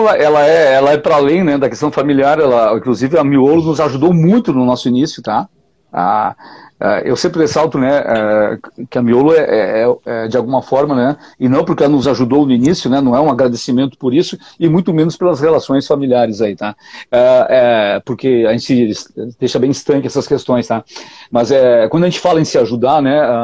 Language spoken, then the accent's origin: Portuguese; the Vale, Rio Grande do Sul, Brazil; also born or lived in Porto Alegre; trabalhei com o pai ali até, até 18 anos ali